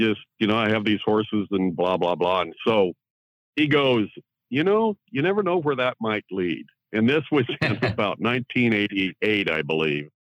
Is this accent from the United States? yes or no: yes; Central Oregon, United States; I grew up in Central Oregon.